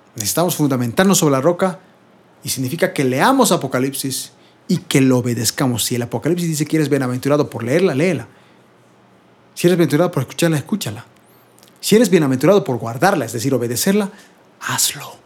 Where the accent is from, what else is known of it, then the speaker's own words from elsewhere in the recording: Bolivia; yo soy de Bolivia